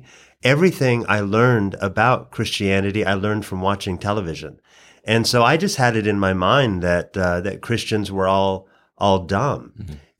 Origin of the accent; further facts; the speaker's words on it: Oregon, United States; moved away as an adult; also born or lived in Hawaii / Louisville, Kentucky / Washington, D.C.; now in Atlanta, United States; But originally, I hail from Oregon, so I'm a long way from my original home.